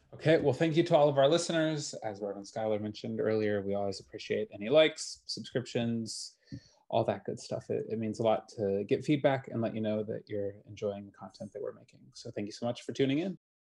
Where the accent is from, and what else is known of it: Wisconsin, United States; moved away